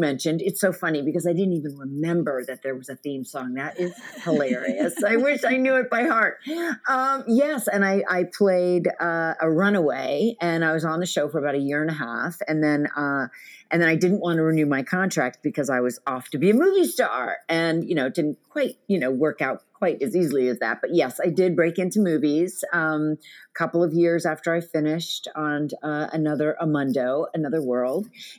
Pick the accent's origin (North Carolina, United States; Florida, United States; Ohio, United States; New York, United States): New York, United States; New York City; I was born and raised in New York. I'm like a fourth generation New Yorker. My mom, my grandmother, we've been there a long time.